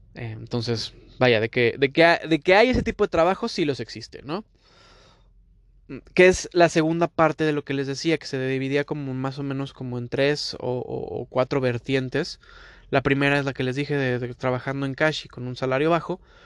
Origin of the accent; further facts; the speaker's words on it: Mexico; moved away as an adult; now in Toronto, Canada; este mexicano hablando